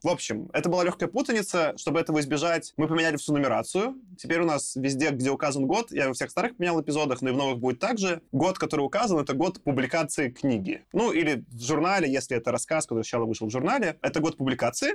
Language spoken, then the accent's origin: Russian; Minsk, Belarus; я родился в Минске, Беларуси